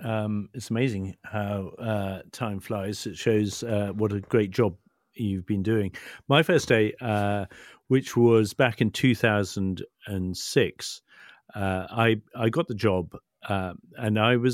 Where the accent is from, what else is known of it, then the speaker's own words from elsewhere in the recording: Chipping Norton, South East England, United Kingdom; Well, I grew up in the Cotswolds, just outside Chipping Norton. And back in those days, the Cotswolds was all about horses.